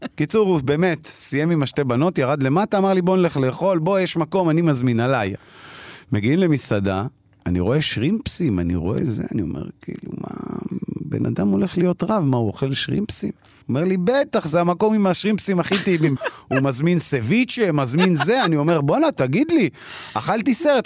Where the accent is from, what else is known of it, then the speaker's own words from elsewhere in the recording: Israel; אני למזלי גדלתי בפריפריה, רחוק מהמציאות התל אביבית